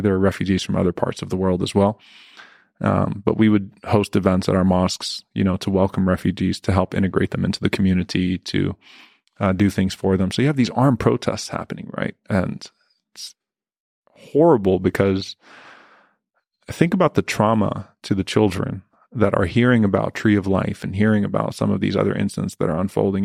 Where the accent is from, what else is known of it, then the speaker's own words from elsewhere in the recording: New Orleans, Louisiana, United States; now in Dallas, United States; I grew up in Louisiana